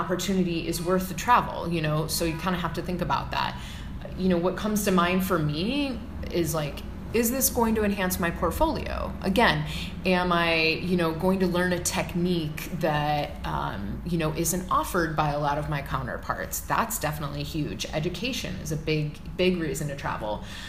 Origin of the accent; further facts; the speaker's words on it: Midwest, United States; I mean, I grew up in the Midwest where there was none of that. It was very flat, nothing to, you know